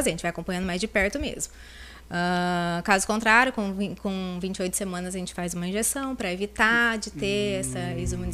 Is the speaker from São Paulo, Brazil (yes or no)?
yes; Lins, São Paulo, Brazil; De Lins, eu sou de Lins.